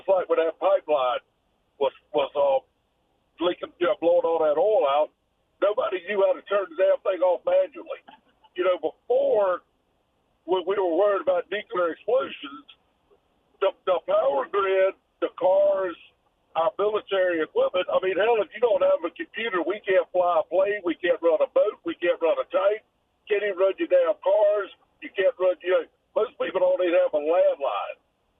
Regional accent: Lake City, South Carolina, United States; I grew up in Lake City.

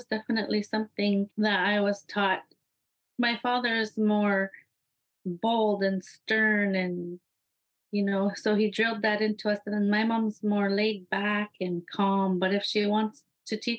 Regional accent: Iqaluit, Nunavut, Canada; I'm from Iqaluit, Nunavut

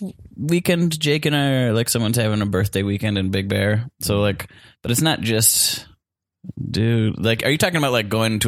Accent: Wisconsin, United States; I'm from Wisconsin.

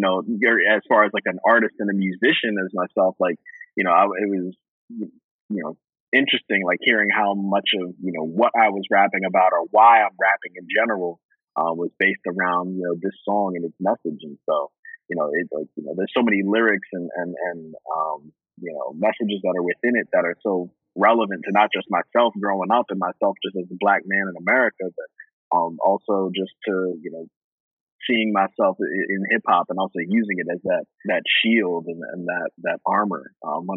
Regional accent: Johnstown, Pennsylvania, United States; also born or lived in Bronx, New York; I was born in the Bronx, but was growing up in Johnstown, Pennsylvania at the time.

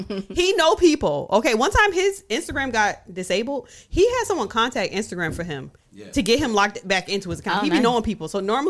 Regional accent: Rochester, New York, United States; now in Charlotte, United States; I'm from Rochester

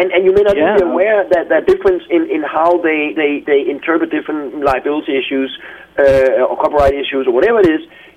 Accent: Denmark

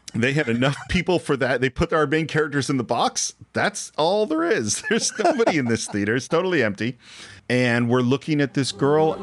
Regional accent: California, United States; growing up in California at the time that I've grown up

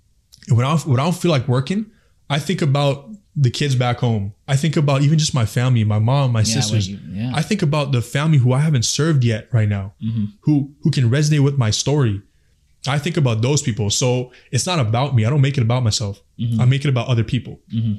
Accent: Afghanistan; And I'm from Afghanistan. We all know what's happening back home.

